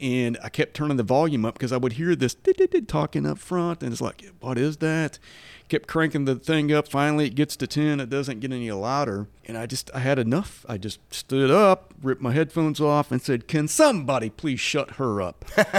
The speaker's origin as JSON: {"language": "English", "town": "Manford", "region": "Oklahoma", "country": "United States", "tie": "born or raised there", "said": "And we both are from Oklahoma. She's from Vinita, and I grew up in Manford."}